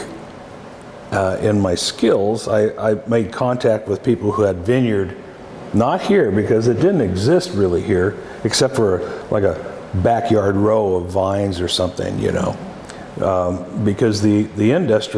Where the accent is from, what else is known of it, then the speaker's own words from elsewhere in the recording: Walla Walla, Washington, United States; It was a typical growing up in an Italian family. It was just like growing up in Italy, except you were here